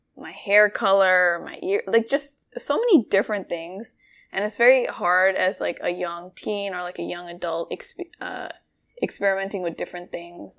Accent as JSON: {"language": "English", "country": "Bangladesh", "moved": "yes", "said": "Bangladesh, 'cause that's where I'm from."}